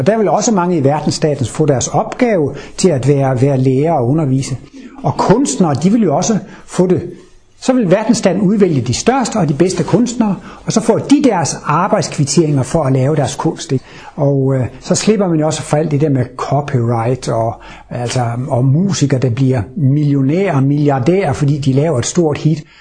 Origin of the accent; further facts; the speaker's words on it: Denmark; Jeg er født i Jylland i Danmark. Der hedder man ikke …, der hedder man …